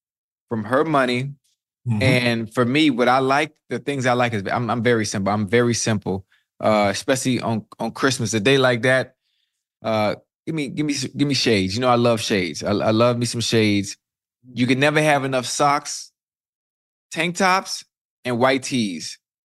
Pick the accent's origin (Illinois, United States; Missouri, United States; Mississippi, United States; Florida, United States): Florida, United States; Miami; I'm from Miami now. I'm from Miami